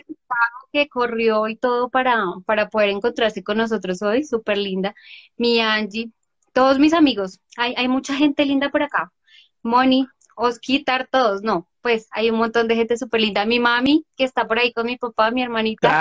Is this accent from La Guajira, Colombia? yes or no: no; Bogotá, Colombia; yo soy eh, Rola, no tan Rola como tú, pero eh, bueno, yo nací aquí y me encanta Bogotá